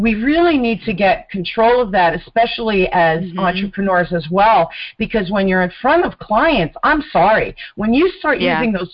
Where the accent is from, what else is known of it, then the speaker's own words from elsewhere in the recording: New Jersey, United States; accent: mid-Atlantic; New Jersey, born and raised. I'm a Jersey girl.